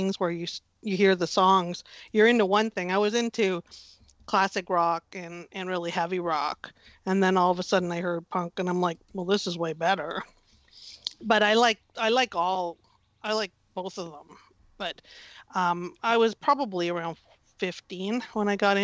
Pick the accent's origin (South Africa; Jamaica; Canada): Canada; Ottawa, Ontario; now in Toronto, Canada; I grew up in Ottawa